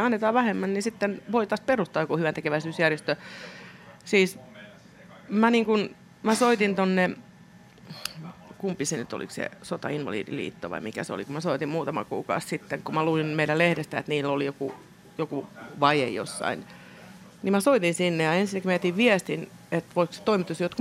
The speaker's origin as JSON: {"language": "Finnish", "town": "Helsinki", "region": "Uusimaa", "country": "Finland", "tie": "born or raised there"}